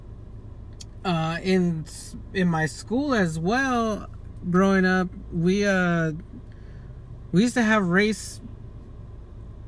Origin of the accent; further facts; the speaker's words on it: Fontana, California, United States; I'm from Fontana, California